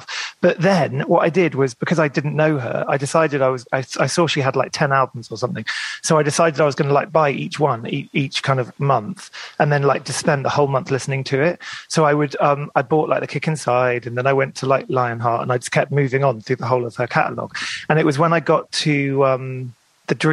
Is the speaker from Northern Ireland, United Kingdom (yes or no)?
no; Maidenhead, South East England, United Kingdom; I grew up in Maidenhead in Berkshire